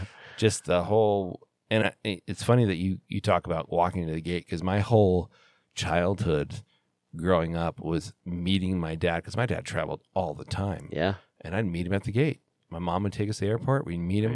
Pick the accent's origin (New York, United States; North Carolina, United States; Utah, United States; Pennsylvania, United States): Utah, United States; Salt Lake City; I flew home in February of 2002 for the Olympic Games because they were here in Salt Lake